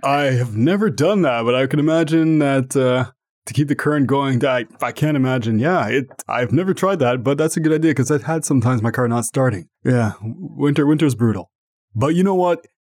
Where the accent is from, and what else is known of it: Ottawa, Ontario, Canada